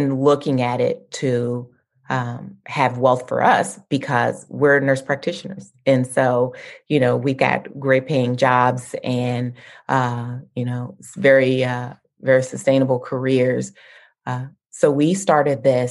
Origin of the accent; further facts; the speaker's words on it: Lexington, Kentucky, United States; I grew up in Lexington in central Kentucky